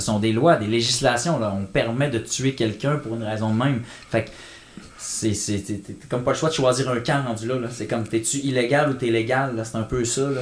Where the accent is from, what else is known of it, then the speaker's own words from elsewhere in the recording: Canada; je suis Canadien